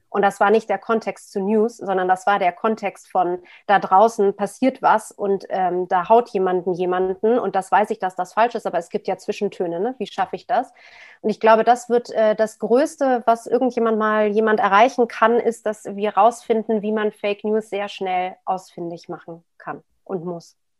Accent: Berlin, Germany; ich bin in West-Berlin geboren. Ähm, was wie eine Insel damals war

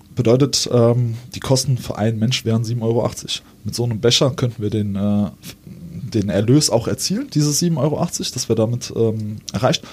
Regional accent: Saarbrücken, Saarland, Germany; bei uns in Saarbrücken im Nauwieser Viertel

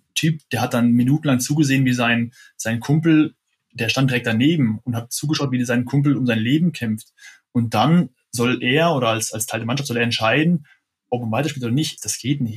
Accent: Freiburg im Breisgau, Baden-Württemberg, Germany; als Freiburger, der ich ja auch bin

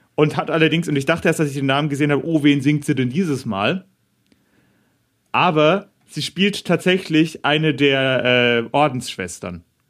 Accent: Bavaria, Germany; moved away; Ich bin ja in Bayern aufgewachsen.

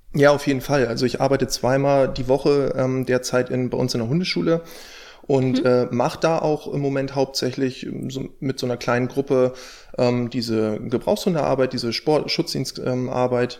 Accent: near Stade, Lower Saxony, Germany; ich komme aus der Nähe von Stade

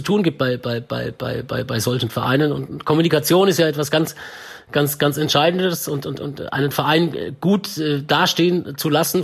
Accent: Swabia, Baden-Württemberg, Germany; accent: Swabian; now in Munich, Germany; ich bin ja Schwabe, Ne? Und ich konnte dann aber wirklich Hochdeutsch sprechen

